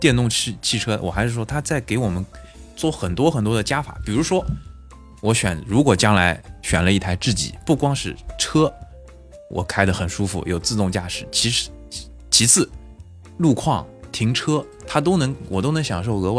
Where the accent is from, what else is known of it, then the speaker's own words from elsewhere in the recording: China; 因为很简单，我们作为中国人来讲，我们现在选择外资的或者进口的品牌，其实是没有没得选，